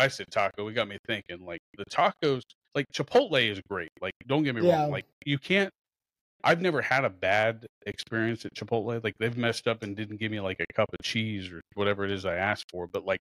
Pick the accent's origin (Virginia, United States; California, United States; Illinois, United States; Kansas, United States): Kansas, United States; Hutchinson; also born or lived in Wichita; I'm from Hutch